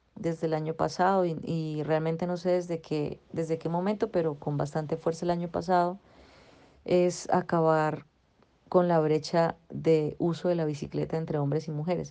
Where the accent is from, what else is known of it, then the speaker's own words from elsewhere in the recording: Bucaramanga, Santander, Colombia; Yo volví a, Bucaramanga, a mi ciudad natal, de donde soy